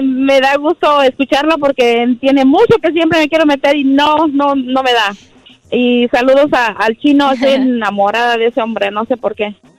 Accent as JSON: {"language": "Spanish", "country": "Mexico", "moved": "yes", "lives_now": "United States", "said": "yo soy mexicana, no tengo papeles"}